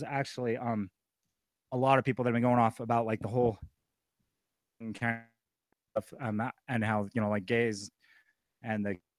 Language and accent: English; Cedar City, Utah, United States; there was a story in my hometown of Cedar City